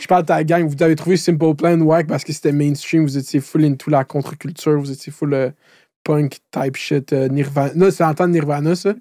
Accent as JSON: {"language": "French", "town": "Laval", "region": "Quebec", "country": "Canada", "said": "je viens de Laval."}